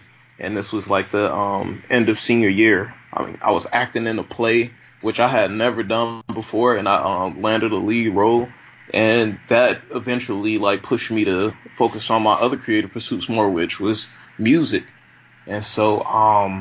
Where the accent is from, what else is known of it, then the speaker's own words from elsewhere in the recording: Chicago, Illinois, United States; also born or lived in Buffalo, New York; now in New York City, United States; I went back to my hometown, Chicago